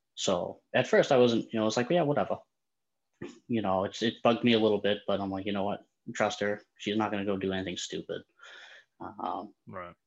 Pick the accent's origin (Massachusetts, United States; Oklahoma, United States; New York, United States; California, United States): Massachusetts, United States; Boston; I'm from the Boston area